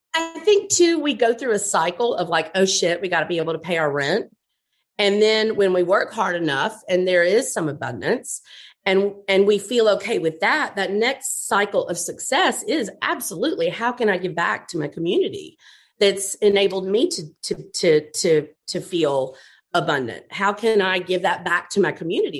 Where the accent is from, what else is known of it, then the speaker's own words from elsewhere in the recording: Montgomery, Alabama, United States; now in New Orleans, United States; I grew up in Montgomery